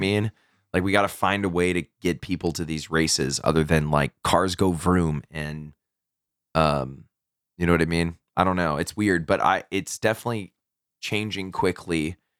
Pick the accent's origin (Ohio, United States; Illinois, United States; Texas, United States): Texas, United States; I'm from Texas